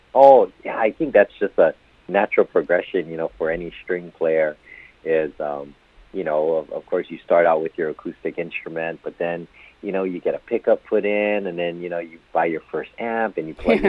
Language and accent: English; Hawaii, United States; I was born and raised in in Hawaii